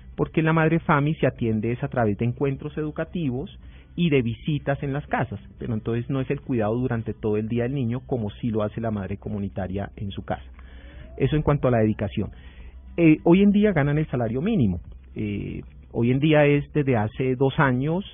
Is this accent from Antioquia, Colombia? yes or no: no; Huila, Colombia; yo soy huilense